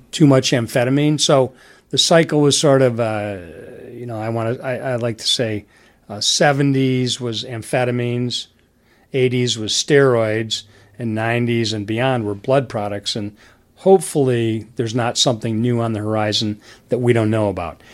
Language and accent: English; Detroit, Michigan, United States; I grew up in Detroit